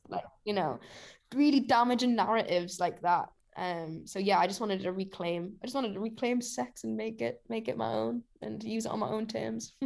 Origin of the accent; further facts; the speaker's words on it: Newcastle upon Tyne, North East England, United Kingdom; Riverside's, like, a pretty iconic venue in Newcastle, and it's my hometown show